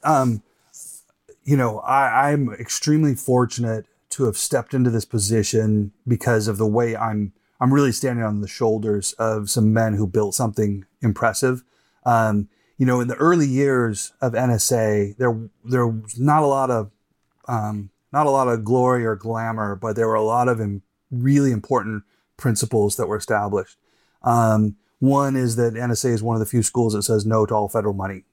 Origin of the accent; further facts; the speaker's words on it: Boise, Idaho, United States; also born or lived in Oxford, United Kingdom; now in Moscow, Idaho, United States; I'm from Boise, uh, graduated from public school, went up to the University of Idaho